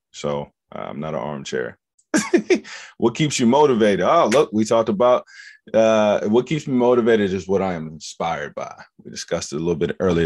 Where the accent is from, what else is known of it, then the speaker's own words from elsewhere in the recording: Forest, Virginia, United States; I'm from Forest Virginia. I'm a little country boy. Grew up around horses, um, farm, farmland